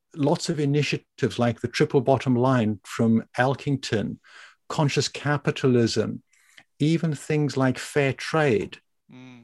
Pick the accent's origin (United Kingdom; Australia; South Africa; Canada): South Africa; moved away as an adult; also born or lived in Germany / Italy / Japan / Belgium; when I was growing up in South Africa